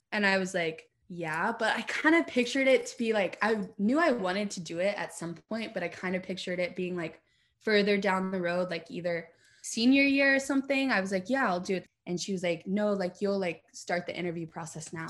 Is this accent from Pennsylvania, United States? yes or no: no; Lexington, Kentucky, United States; Born and raised in Lexington